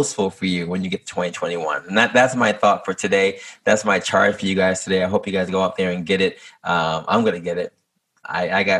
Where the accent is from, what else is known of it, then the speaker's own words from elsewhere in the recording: New York City, New York, United States; moved away; I'm actually from Harlem